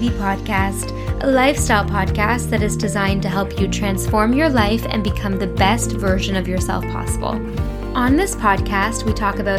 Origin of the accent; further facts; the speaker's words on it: Vienna, Austria; now in London, United Kingdom; I'm from Vienna, but speak fluently German, French, and English.